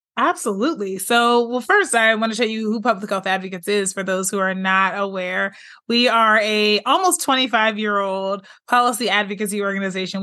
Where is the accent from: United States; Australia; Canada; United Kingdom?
United States; Pittsburgh, Pennsylvania; moved away as an adult; also born or lived in Michigan; now in California, United States; I'm originally from Pittsburgh, Pennsylvania